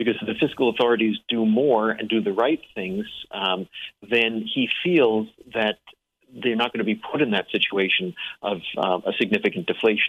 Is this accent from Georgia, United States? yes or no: no; Englewood, New Jersey, United States; born there; And Randy, I was born in Englewood, New Jersey.